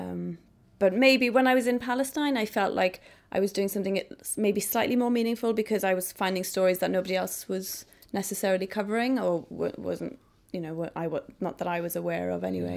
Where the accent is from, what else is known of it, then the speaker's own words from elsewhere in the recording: Idola, Wales, United Kingdom; I came from Idola, a little, you know, hamlet in Wales.